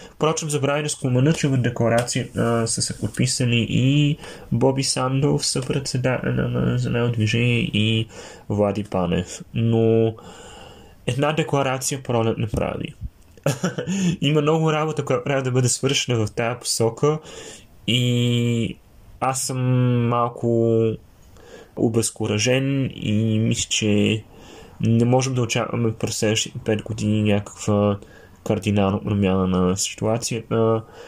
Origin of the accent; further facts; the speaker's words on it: Sofia, Sofia City, Bulgaria; now in Germany; съм от София